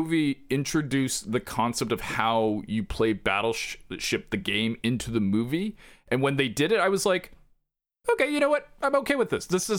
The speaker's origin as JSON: {"language": "English", "region": "the South", "country": "United States", "accent": "Southern", "said": "I didn't know how to translate that without because my Southern accent is."}